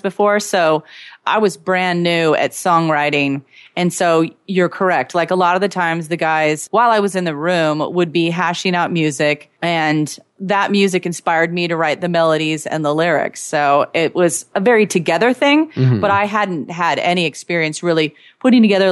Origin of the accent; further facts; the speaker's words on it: Eastern Washington State, United States; moved away; I was from Eastern Washington State.